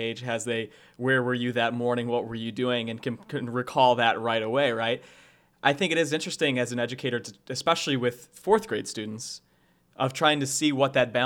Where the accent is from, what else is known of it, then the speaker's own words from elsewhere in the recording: Sandwich, Illinois, United States; the school district that I grew up in, which I'm from Sandwich, Illinois